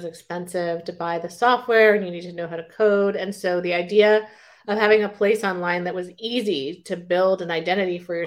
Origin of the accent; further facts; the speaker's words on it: Silicon Valley, California, United States; I grew up in Silicon Valley